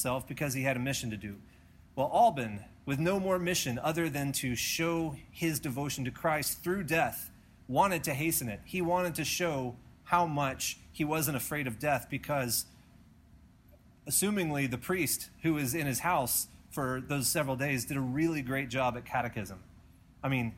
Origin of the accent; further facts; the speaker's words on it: United States; We are Americans